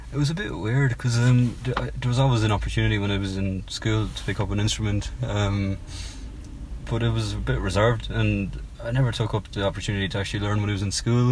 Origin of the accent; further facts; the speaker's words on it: Cork, Munster, Ireland; moved away as an adult; also born or lived in United Kingdom; now in London, United Kingdom; as you can probably tell from my, my accent, I'm from Cork in Southern Ireland.